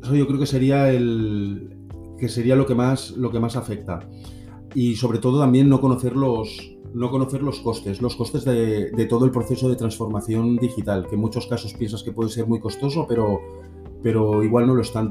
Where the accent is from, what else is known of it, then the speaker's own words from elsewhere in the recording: Barcelona, Catalonia, Spain; hola a todos … soy de Barcelona.